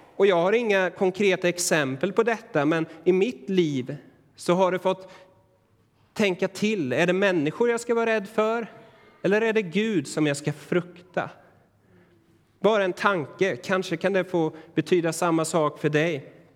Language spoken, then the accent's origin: Swedish; Sweden; för oss idag som moderna svenskar